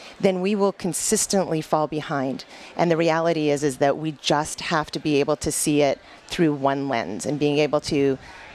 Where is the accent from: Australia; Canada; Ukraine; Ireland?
Canada; moved away as an adult; now in Michigan, United States; born and raised in Canada, went to school at the University of Windsor